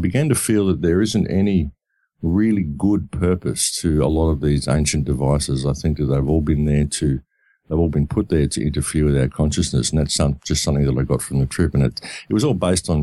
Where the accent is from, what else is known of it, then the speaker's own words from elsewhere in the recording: Australia; I come from Australia